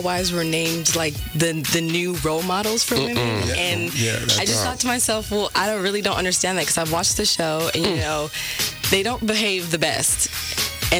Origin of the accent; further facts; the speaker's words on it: Stockton, California, United States; my hometown, Stockton